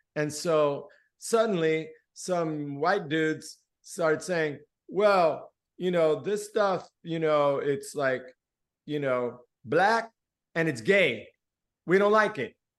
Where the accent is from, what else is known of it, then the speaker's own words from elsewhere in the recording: Miami, Florida, United States; first language Spanish; English is a second language; also born or lived in Gainesville, Florida; I grew up in the Cuban exile community, and my mother was a songwriter and a poet. So, on the weekends in our little, you know, ghetto townhouse or whatever it was, um, in Liberty City in Miami